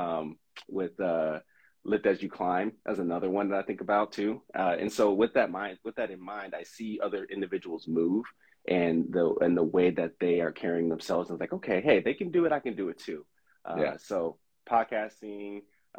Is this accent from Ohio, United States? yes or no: no; Southern California, United States; moved away as an adult; now in Oregon, United States; I'm from Southern California, moved here to go to Willamette to play sports